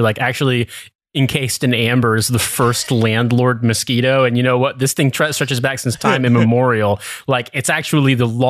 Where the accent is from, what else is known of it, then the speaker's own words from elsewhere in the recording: Indiana, United States; moved away; In my home state